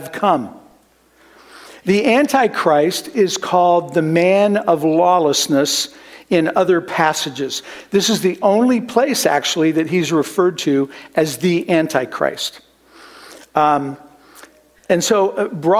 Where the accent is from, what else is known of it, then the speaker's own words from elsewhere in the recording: Midwest, United States; moved away; also born or lived in Kansas; growing up in the Midwest where we had horrible thunderstorms